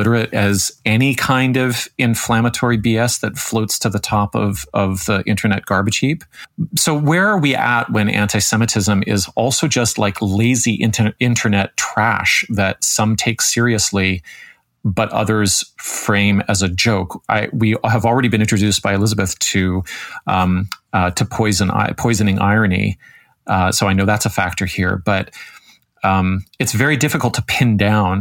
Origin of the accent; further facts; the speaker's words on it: Toronto, Ontario, Canada; I grew up here in Toronto